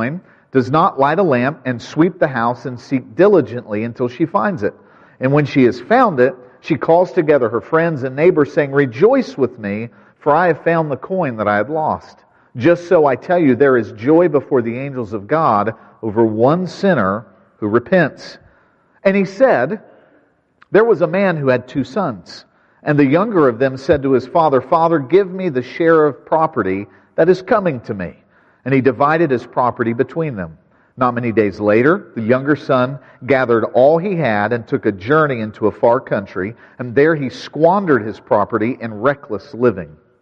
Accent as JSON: {"language": "English", "region": "West Virginia", "country": "United States", "tie": "born or raised there", "said": "I grew up in West Virginia"}